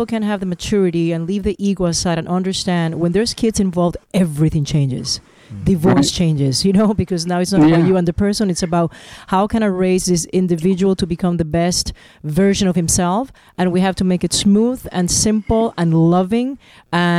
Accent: Puerto Rico; I'm from Puerto Rico, and we're four children.

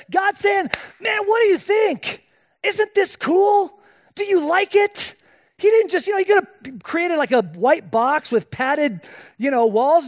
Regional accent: Spain; moved away; I was born and raised in Spain

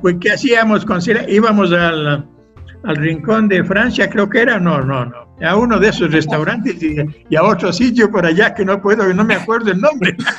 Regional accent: Quito, Pichincha, Ecuador; moved away; Yo nací en Quito el año 1938 hace muchísimos años

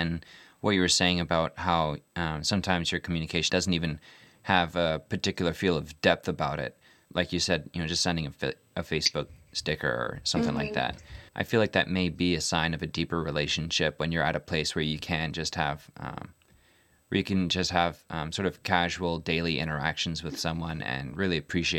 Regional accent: Nigeria; I remember growing up in Nigeria, we had this satellite phone, and we had to like point it at the satellite to get signal.

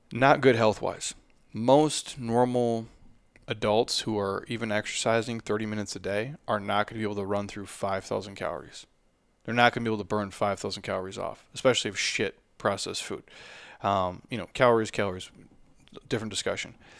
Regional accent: United States; I'm an American

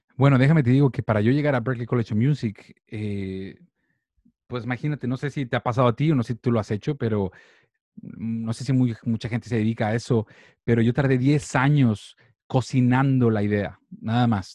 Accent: Monterrey, Nuevo León, Mexico; moved away as an adult; also born or lived in Boston; yo soy de Monterrey, México

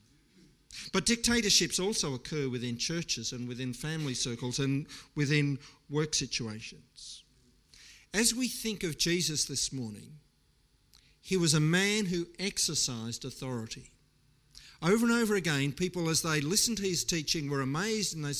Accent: Australia

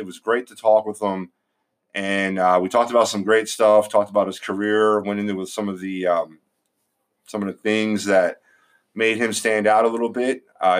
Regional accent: Philadelphia, Pennsylvania, United States; growing up in Philadelphia in the 80s

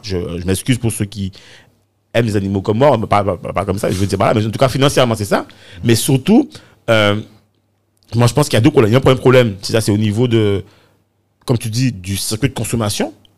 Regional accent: Morne-à-l'Eau, Guadeloupe; je suis originaire de Moranalo, pas du, côté de, de ma mère

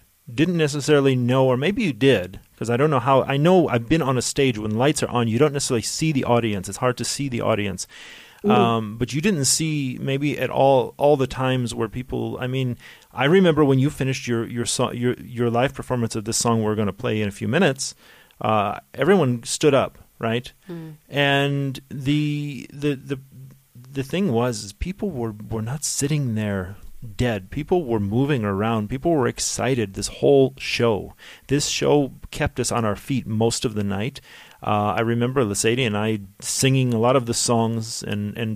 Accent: United States; a kid growing up in the States

